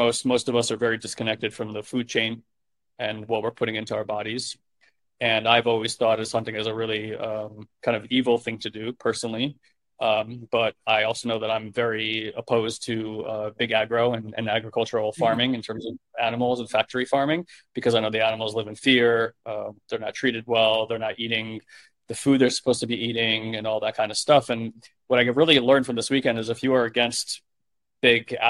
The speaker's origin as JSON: {"language": "English", "region": "New York", "country": "United States", "said": "I'm a New Yorker"}